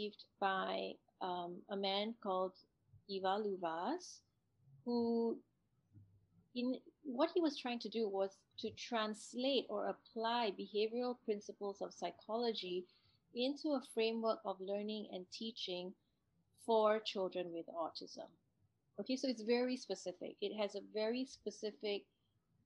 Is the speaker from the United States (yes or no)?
no; Singapore; me growing up in Singapore